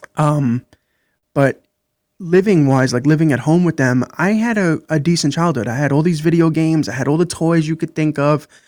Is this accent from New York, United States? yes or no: yes; New York City, New York, United States; I grew up in Brooklyn, New York